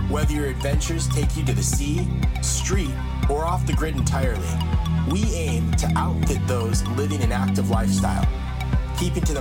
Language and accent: English; United States; thank you. I'm American.